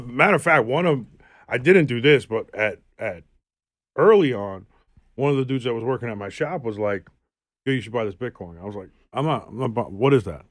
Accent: New York City, New York, United States; I'm from South Queens

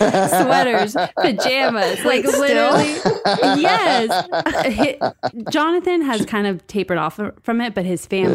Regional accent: Southern California, United States; I grew up in SoCal

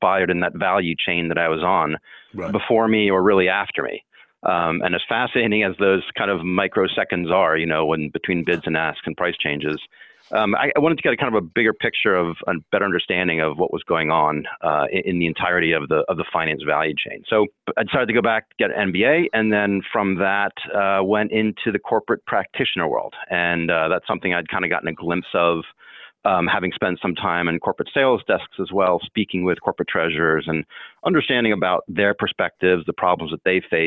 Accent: Baltimore, Maryland, United States; moved away; I'm from the Baltimore area originally

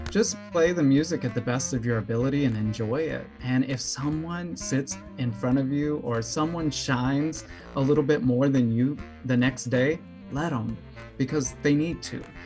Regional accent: New Orleans, Louisiana, United States; also born or lived in Mississippi / Atlanta / Peoria, Illinois; now in Chicago, United States; I'm from New Orleans originally, and I found my way up to Chicago, Illinois

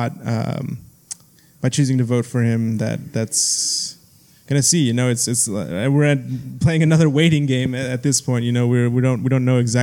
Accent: Texas, United States; now in San Jose, United States; we're from Texas

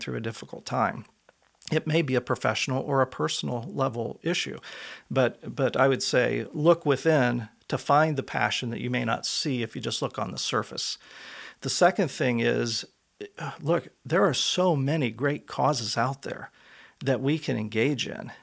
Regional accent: Elwood, Indiana, United States; moved away as an adult; also born or lived in Washington, D.C.; I was, uh, born and raised in Elwood, Indiana, a small town

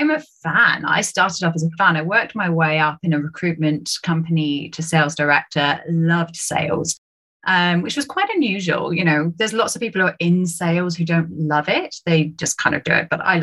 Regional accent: United Kingdom; accent: British; my British accent

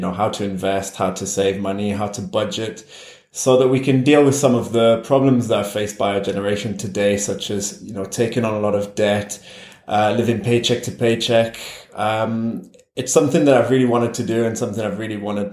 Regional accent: Newcastle upon Tyne, North East England, United Kingdom; first language English; moved away as an adult; also born or lived in France; now in Spain; I was born and grew up in the UK. I grew up in Newcastle, which is a city in the northeast.

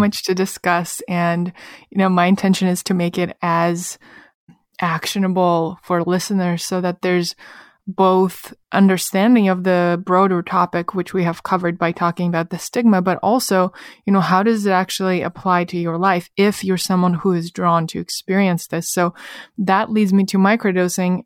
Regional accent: Russia; moved away; my personal experience growing up in Russia

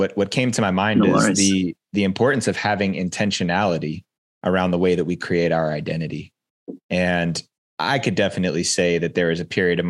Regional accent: East Coast of the United States, United States; moved away as an adult; now in West Coast, United States; relocating from where I grew up on the East Coast of the United States and relocating to the West Coast

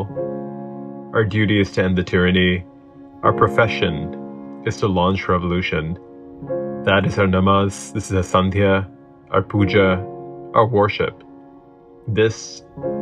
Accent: San Francisco Bay Area, California, United States; I grew up in the San Francisco Bay Area

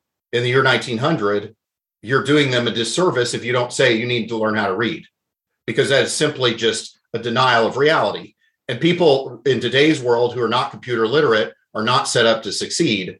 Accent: Oklahoma, United States; moved away; I grew up in Oklahoma

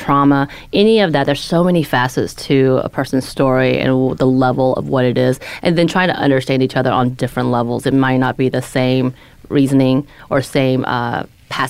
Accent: United States; I grew up in the American culture

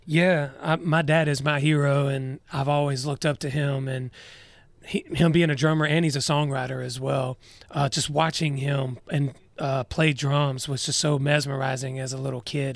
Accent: Douglasville, Georgia, United States; I'm from Douglasville. It's about thirty, forty-five minutes west of Atlanta.

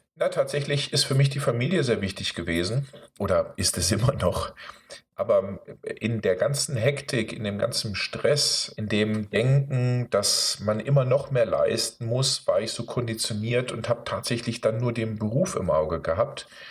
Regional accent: Osnabrück, Lower Saxony, Germany; ich bin hier dann in Osnabrück groß geworden

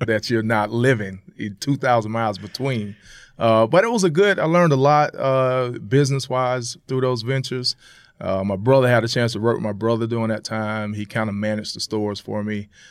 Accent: Jacksonville, Florida, United States; moved away; growing up in Florida, man, you play football in the streets at three years old

